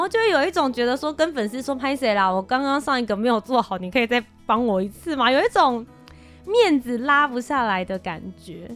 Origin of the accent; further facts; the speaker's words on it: Kaohsiung, Taiwan; 我本人我是高雄人，回家了。